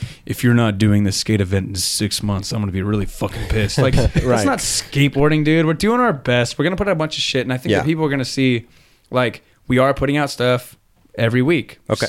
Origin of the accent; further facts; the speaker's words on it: Chino Hills, California, United States; I'm from Chino Hills, man.